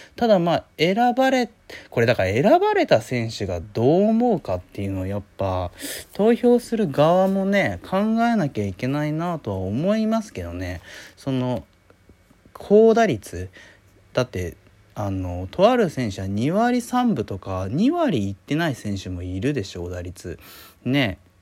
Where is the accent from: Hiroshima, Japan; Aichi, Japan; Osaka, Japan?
Hiroshima, Japan; 僕広島ですけど